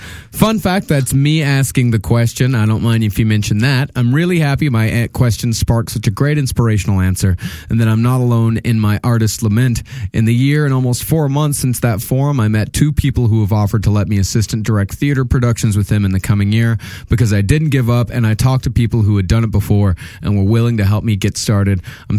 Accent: Puerto Rico; now in United States; I was bullied in school till I moved to the States. I'm originally from Puerto Rico

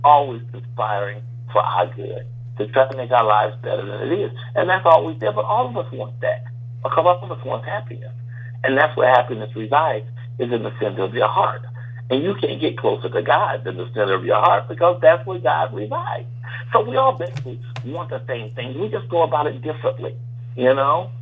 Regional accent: Chicago, Illinois, United States; my hometown of Chicago.

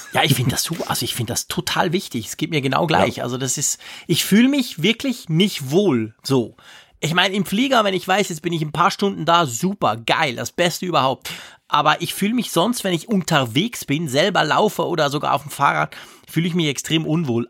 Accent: Switzerland; bei uns in der Schweiz

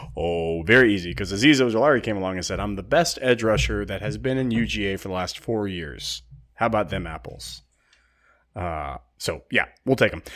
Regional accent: West Coast, United States; moved away; I grew up on the West Coast

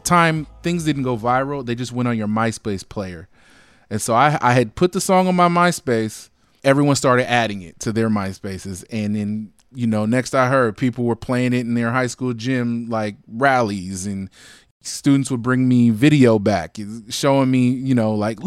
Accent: Alameda, California, United States; I'm born and raised in the Bay Area. I'm from Alameda. It's right next to Oakland.

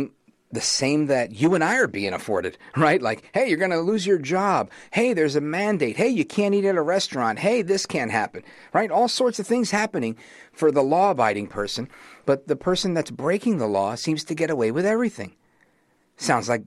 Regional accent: New York City, New York, United States; I grew up in Brooklyn

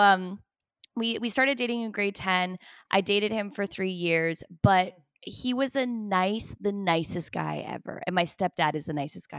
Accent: Toronto, Ontario, Canada; moved away as an adult; now in Los Angeles, United States; I'm from Toronto and I stick to my roots and the way we say things

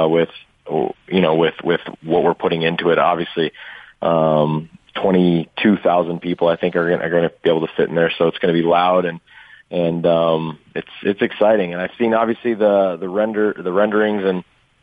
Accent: Irvine, California, United States; moved away; also born or lived in Kansas City; I'm from Irvine

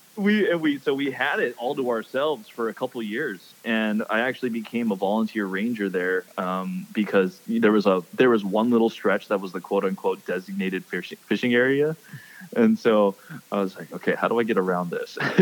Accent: Hawaii, United States; I'm born and raised in Hawaii, but no, I am not Hawaiian

